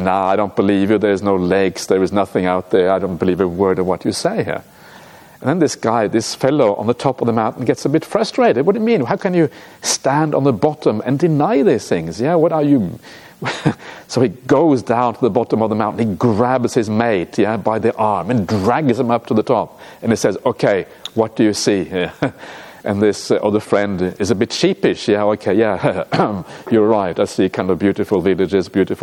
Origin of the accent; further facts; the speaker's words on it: Norway; moved away; I come from Norway. Norway's like a mountainous country